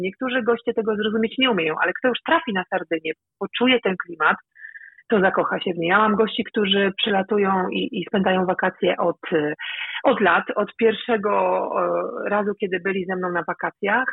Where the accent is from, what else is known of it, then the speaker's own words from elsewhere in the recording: Elbląg, Warmian-Masurian Voivodeship, Poland; moved away as an adult; now in Sardinia, Italy; w Elblągu na ulicy, tam gdzie, skąd pochodzę